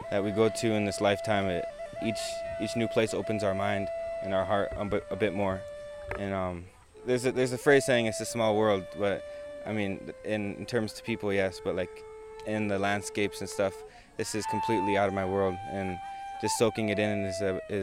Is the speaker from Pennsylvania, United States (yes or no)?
no; Eagle Butte, South Dakota, United States; I'm from Eagle Butte, South Dakota, in the United States. I live on the Cheyenne River, Sioux Tribe Reservation